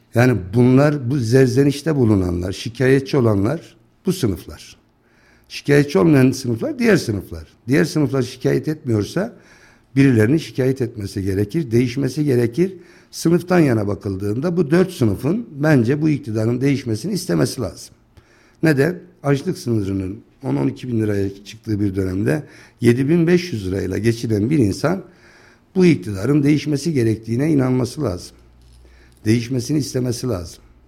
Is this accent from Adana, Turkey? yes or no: no; Akkışla, Kayseri Province, Turkey; also born or lived in Van; 1965 e, Kayseri Akkışla doğumluyum. İlkokulu Akkışla'da okuduktan sonra